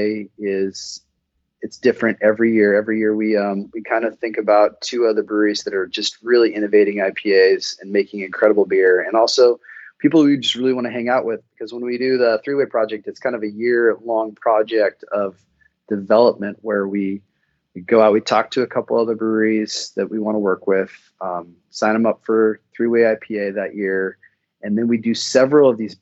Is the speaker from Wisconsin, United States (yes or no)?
no; Astoria, Oregon, United States; I grew up in Astoria